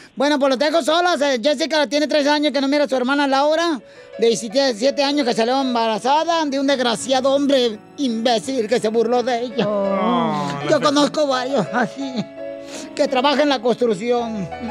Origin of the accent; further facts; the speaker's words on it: Guasave, Sinaloa, Mexico; Yo soy de Guasave, Sinaloa.